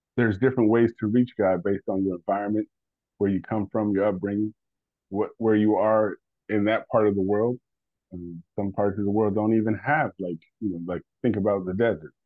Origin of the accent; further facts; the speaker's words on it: Detroit, Michigan, United States; also born or lived in West Virginia; we moved away from Detroit. We moved out into the the sticks, uh, West Virginia.